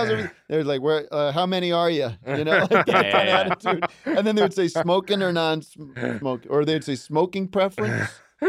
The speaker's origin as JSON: {"language": "English", "town": "Allentown", "region": "Pennsylvania", "country": "United States", "tie": "born or raised there", "said": "I grew up in Allentown, Pennsylvania, and the restaurant that we would go to was a restaurant called the Brass Rail"}